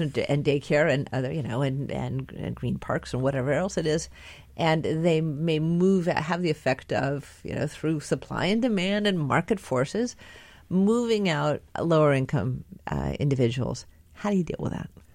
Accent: near Santa Clara County, California, United States; moved away; I grew up very near Santa Clara County

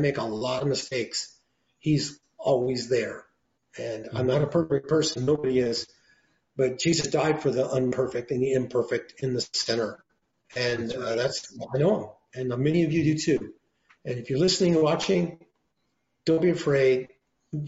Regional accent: Oregon, United States; also born or lived in Los Angeles County, California; now in Los Angeles, United States; I'm from Oregon. I live down here.

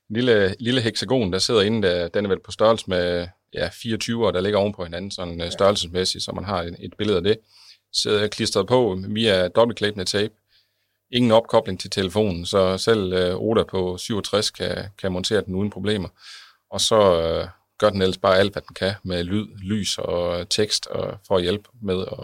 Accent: West Jutland, Denmark; altså i tre byer omkring uh, det vestjyske, hvor jeg kommer fra

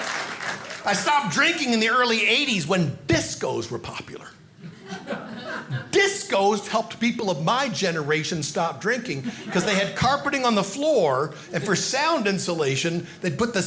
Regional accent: Hornell, New York, United States; when I was a little boy, growing up in Hornell, New York

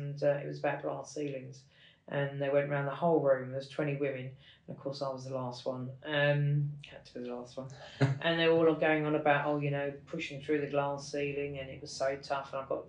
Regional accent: Kilburn, London, United Kingdom; I think being the youngest of four, I don't really remember the Kilburn days, County Kilburn as we call it in London.

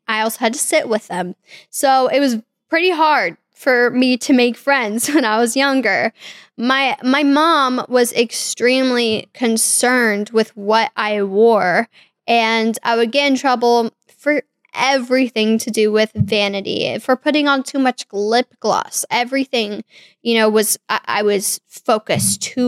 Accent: Kansas City, Missouri, United States; I was born in Kansas City, Missouri in 1998

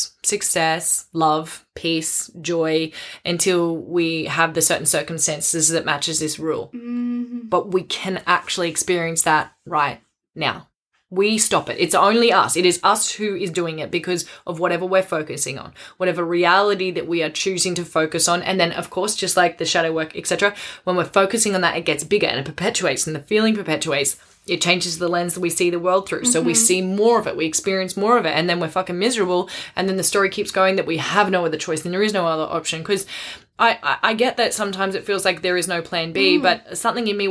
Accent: Australia; I'm Aussie.

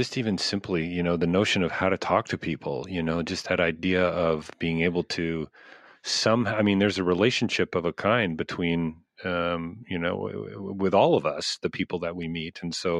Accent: Canada; I'm a Canadian.

